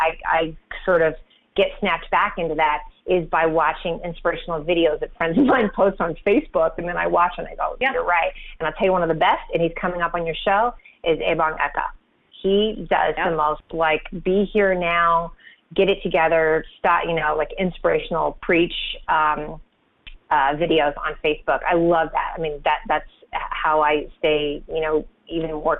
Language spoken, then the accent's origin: English; Champaign, Illinois, United States; moved away as an adult; now in Denver, United States; my hometown of Champaign, Illinois